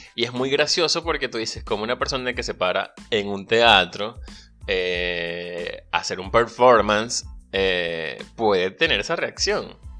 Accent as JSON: {"language": "Spanish", "country": "Venezuela", "moved": "yes", "said": "soy venezolano, emigrante y un soñador"}